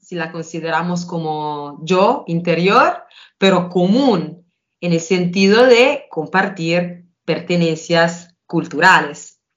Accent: Italy; Spanish is a second language; Entre nosotros italianos, porque si lo piensan, antes Italia era un conjunto con muchos países diferentes, cada uno con su idioma, por supuesto parecidos, pero diferentes.

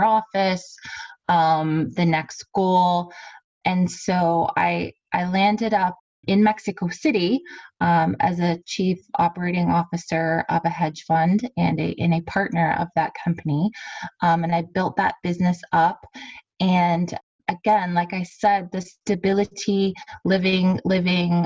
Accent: Kingsville, Ontario, Canada; I grew up on a family farm growing up in Kingsville in the Leamington area

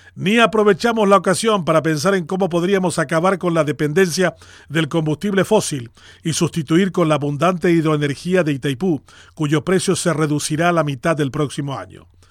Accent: Paraguay; así nomás somos los paraguayos

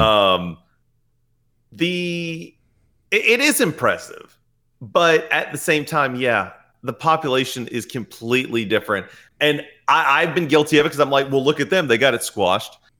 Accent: United States; we're American

